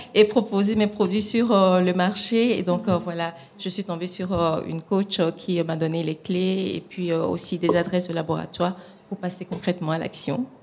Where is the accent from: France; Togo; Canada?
Togo; moved away; mon pays d'origine qui est le Togo